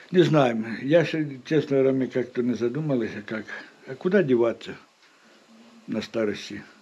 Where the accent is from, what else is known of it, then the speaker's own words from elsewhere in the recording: Bakhmut, Donetsk Oblast, Ukraine; Ні, я з Бахмута